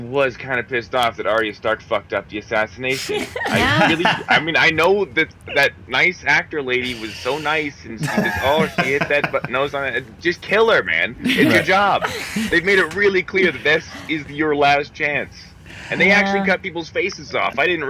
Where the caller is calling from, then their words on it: Billings, Montana, United States